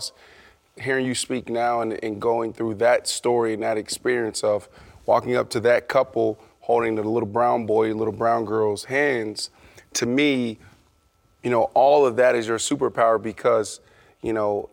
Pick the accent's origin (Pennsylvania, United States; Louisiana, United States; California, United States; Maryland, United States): Pennsylvania, United States; Pittsburgh; I grew up in Pittsburgh, Pennsylvania